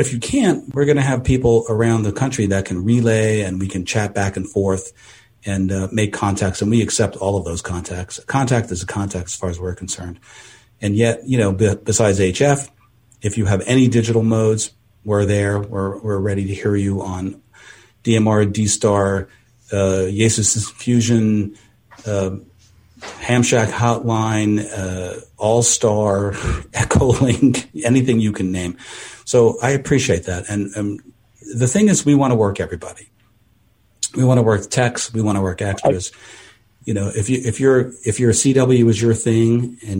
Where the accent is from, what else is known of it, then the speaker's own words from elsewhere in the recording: East Coast, United States; now in California, United States; I'm from the East Coast.